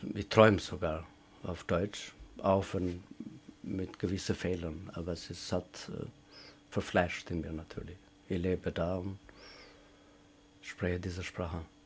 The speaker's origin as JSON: {"language": "German", "country": "Kosovo", "also_born_or_lived": "Vienna, Austria", "second_language": "German", "moved": "as an adult", "lives_now": "Graz, Austria", "said": "die in Kosovo erlebt habe"}